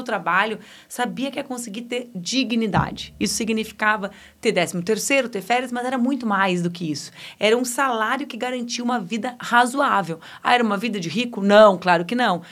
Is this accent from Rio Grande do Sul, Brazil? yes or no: yes; Rio Grande do Sul, Brazil; now in Porto Alegre, Brazil; ali na metade sul, onde eu cresci